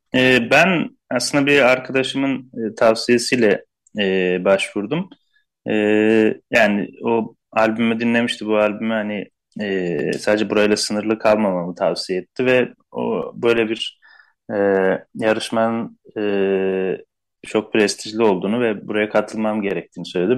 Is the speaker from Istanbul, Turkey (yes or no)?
yes; Istanbul, Turkey; Zaten Şişli'de büyüdüm.